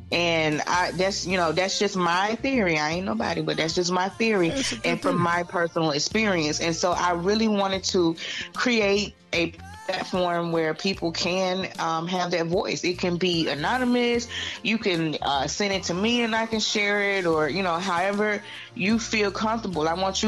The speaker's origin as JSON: {"language": "English", "town": "Atlanta", "region": "Georgia", "country": "United States", "tie": "born or raised there", "also_born_or_lived": "Valdosta", "said": "On Moody Air Force Base, but I grew up in Atlanta. I went to elementary school at Atlanta Public Schools"}